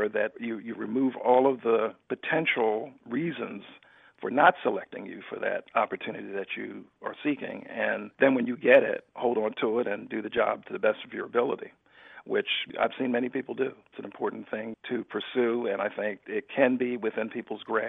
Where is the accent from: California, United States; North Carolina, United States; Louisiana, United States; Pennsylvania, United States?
Pennsylvania, United States; Philadelphia; I grew up in Philadelphia